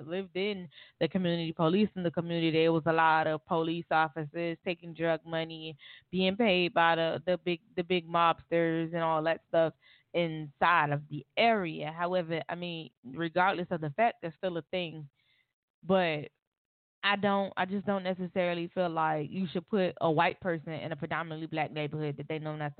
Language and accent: English; Miami, Florida, United States; I'm from Miami, Florida